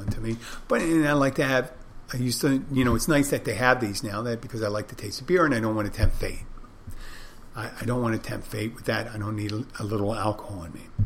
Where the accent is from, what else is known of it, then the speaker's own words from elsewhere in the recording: Philadelphia, Pennsylvania, United States; I'm from there